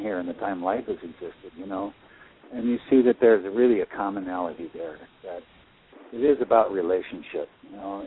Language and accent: English; Midwest, United States; I grew up in the Midwest